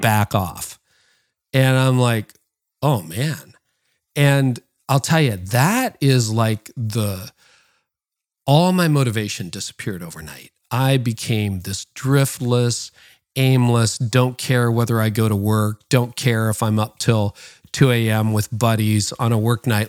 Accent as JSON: {"language": "English", "country": "Canada", "tie": "born or raised there", "said": "my parents were born in the Netherlands and I was born in Canada."}